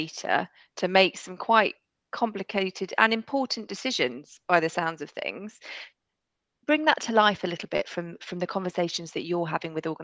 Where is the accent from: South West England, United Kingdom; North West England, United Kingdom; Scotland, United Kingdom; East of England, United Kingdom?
East of England, United Kingdom; near Harpenden, Hertfordshire; I grew up just down the road